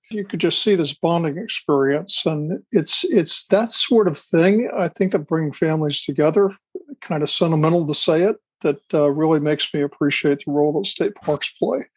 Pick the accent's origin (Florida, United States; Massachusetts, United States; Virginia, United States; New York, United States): Florida, United States; I grew up not just in Florida. My father was in the military.